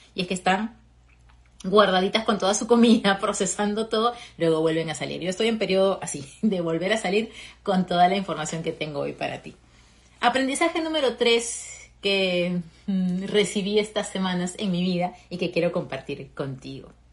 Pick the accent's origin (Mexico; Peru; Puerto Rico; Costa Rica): Peru; moved away as an adult; now in Fort Lauderdale, United States; Soy peruana, llevo ya casi tres años viviendo aquí en Estados Unidos